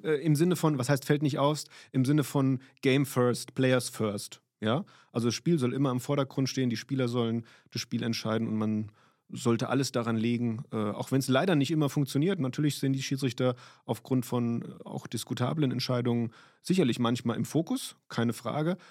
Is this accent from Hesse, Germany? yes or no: yes; Limburg, Hesse, Germany; moved away as an adult; also born or lived in Rhineland-Palatinate; bin ich in Limburg.